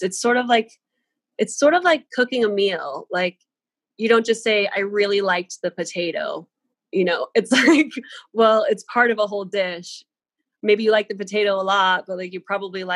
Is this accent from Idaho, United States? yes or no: yes; Coeur d'Alene, Idaho, United States; I grew up in Idaho